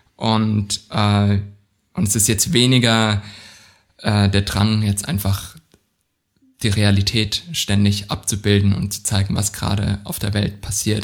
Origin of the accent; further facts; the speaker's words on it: Southern Germany, Germany; in der Provinz, wo ich aufgewachsen bin, in Süddeutschland